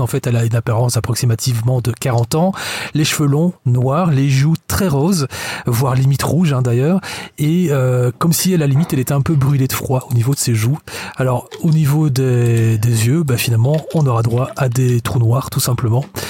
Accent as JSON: {"language": "French", "country": "Belgium", "also_born_or_lived": "Lustin, Belgium", "said": "je venais d'une autre région de la Belgique"}